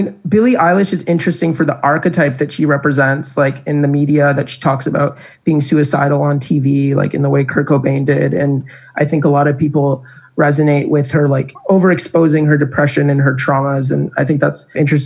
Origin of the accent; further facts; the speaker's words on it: Canada; I'm Canadian